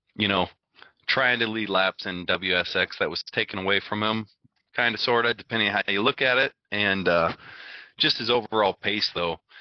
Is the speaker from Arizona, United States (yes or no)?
yes; Arizona, United States; I grew up in Arizona